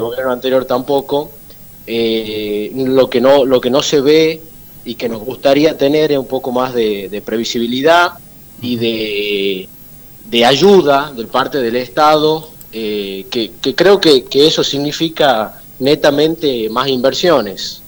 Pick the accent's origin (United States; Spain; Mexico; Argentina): Argentina; nosotros somos argentinos